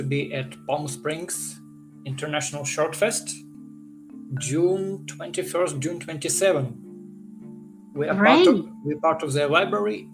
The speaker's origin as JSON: {"language": "English", "country": "Ukraine", "second_language": "English", "moved": "yes", "lives_now": "Los Angeles, United States", "said": "if you can guess by my accent, I'm not from United States. I'm actually came from Ukraine"}